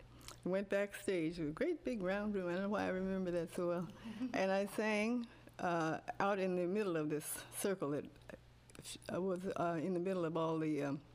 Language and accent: English; Bushnell, Illinois, United States; also born or lived in Evanston, Illinois; now in Florida, United States; Well, I was born in Evanston, Illinois, but my father lived in Bushnell, Illinois, so after he and my mother married, she moved to Bushnell. And then when I was born, she took me back to Evanston, so I wouldn't have that on my agenda forevermore. Anyway, I went to grade school in Bushnell